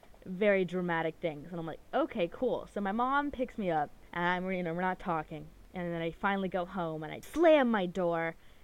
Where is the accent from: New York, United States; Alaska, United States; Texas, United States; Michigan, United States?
Alaska, United States; Anchorage; moved away; I grew up in Anchorage, and that is the biggest city in Alaska. It's, like, a pretty good-sized city. It's, like, 300,000. There's a ton of people there. But the problem is, the city is very spread out. It's very large, like, miles-wise.